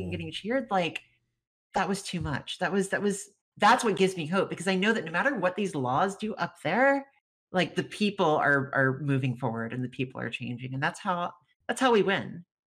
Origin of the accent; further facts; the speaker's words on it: rural Louisiana, United States; I come from a very rural Louisiana county parish is what they call them in louisiana